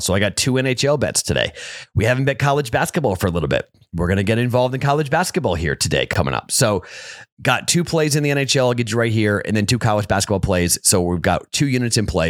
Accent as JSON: {"language": "English", "town": "Boston", "region": "Massachusetts", "country": "United States", "said": "my hometown team, the Bruins"}